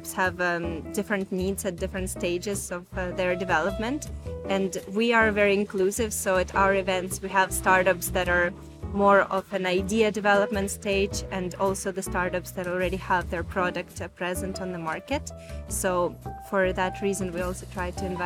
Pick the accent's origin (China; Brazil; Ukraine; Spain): Ukraine; moved away as an adult; now in Milan, Italy; I am from Ukraine originally, but I've been living in Milan for almost a year now